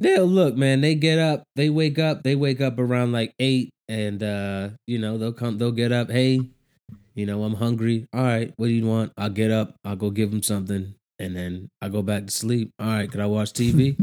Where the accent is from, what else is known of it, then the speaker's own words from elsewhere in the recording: United States; being an American